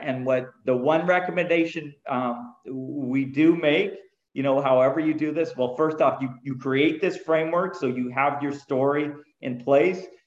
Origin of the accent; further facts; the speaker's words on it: Canada; moved away as an adult; also born or lived in California; I am Canadian. I started out in Canada